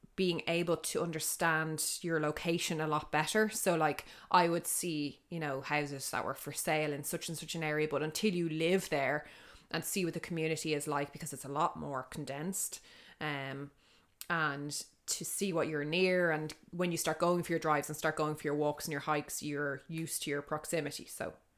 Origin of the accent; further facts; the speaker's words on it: Dublin, Leinster, Ireland; I'm from the north side